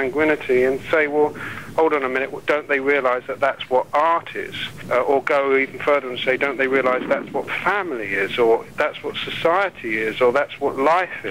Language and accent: English; London, United Kingdom; I was a kid from West London